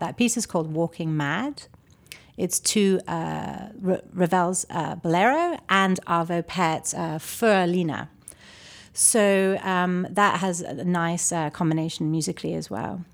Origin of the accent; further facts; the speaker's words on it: Toronto, Ontario, Canada; also born or lived in London / Chicago; now in Charlotte, United States; I was born in Toronto, but, uh, my formal studies in classical ballet were in London